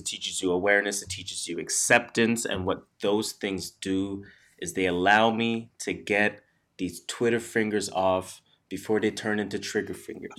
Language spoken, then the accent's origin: English; Canada; we are Canadian.